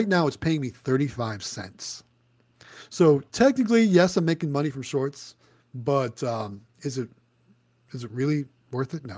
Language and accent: English; Ohio, United States; moved away; My home state as well. Although I don't live there anymore